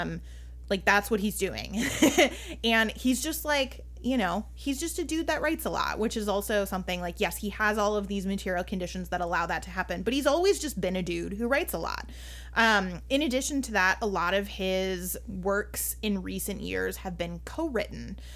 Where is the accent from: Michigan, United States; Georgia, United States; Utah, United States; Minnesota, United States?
Minnesota, United States; I'm Minnesotan